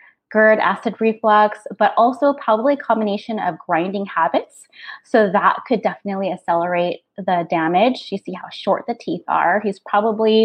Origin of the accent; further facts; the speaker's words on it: North Dakota, United States; I grew up calling it in North Dakota.